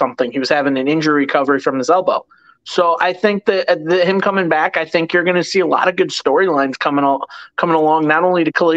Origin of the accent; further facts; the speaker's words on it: Chicago, Illinois, United States; moved away; I'm originally from Chicago